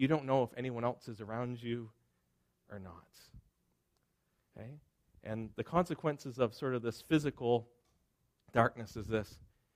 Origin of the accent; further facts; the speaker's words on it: Springhill, Nova Scotia, Canada; I grew up in Nova Scotia, and I was born in Spring Hill, Nova Scotia